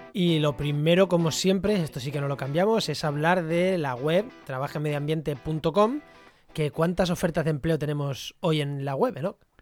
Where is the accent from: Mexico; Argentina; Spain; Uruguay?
Spain; Munera, Castilla-La Mancha; moved away; also born or lived in Granada; Albacete, a mi pueblo, en Munera, en Albacete